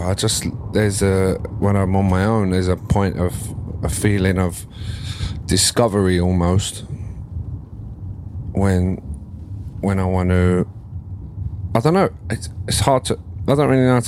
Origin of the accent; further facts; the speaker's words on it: Ilford, London, United Kingdom; growing up in Ilford